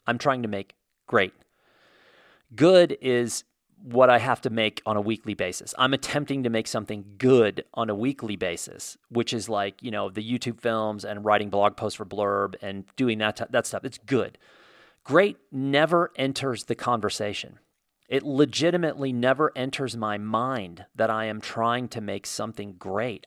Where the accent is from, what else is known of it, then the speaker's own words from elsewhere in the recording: Indiana, United States; I grew up in Indiana